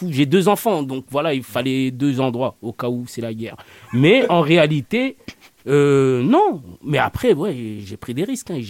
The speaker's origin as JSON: {"language": "French", "country": "France", "said": "je dis on parce que je m'y inclus, je suis né en France, je me sens français."}